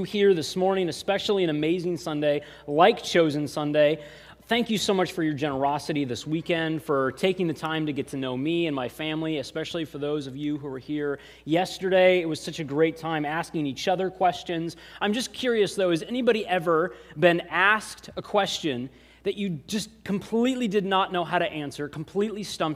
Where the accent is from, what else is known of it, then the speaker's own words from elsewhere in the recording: Eatonville, Washington, United States; moved away; also born or lived in San Diego, California; I'm originally from Eatonville, Washington, but we came here from San Diego